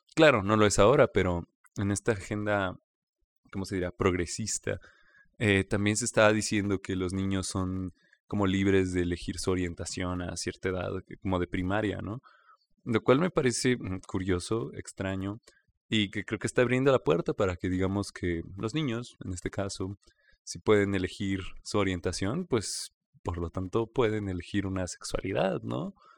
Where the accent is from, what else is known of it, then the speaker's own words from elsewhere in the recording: Mexico; como mexicanos